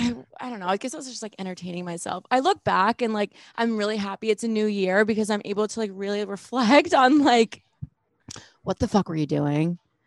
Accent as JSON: {"language": "English", "region": "New Jersey", "country": "United States", "also_born_or_lived": "New York", "moved": "yes", "lives_now": "Los Angeles, United States", "said": "I'm originally like from New Jersey, but like now I'm living in LA, but I like, you know, study remotely at Penn State. And for a while, like I was in New York on Broadway"}